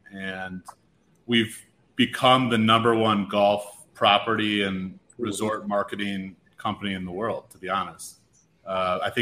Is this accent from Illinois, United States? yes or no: yes; Chicago, Illinois, United States; moved away; I'm from Chicago originally.